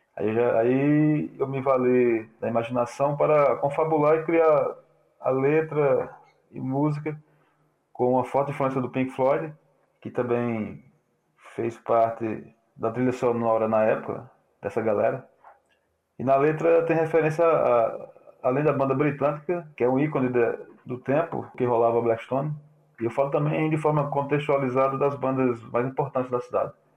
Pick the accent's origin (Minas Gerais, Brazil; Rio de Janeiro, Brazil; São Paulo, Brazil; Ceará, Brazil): Ceará, Brazil; also born or lived in Paraíba / João Pessoa; now in Cajazeiras, Brazil; sou cearense, aparaibanado